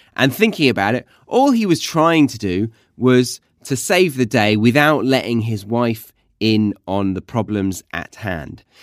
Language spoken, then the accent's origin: English; United Kingdom; moved away as an adult; now in Australia; I am British, but currently I live in Australia.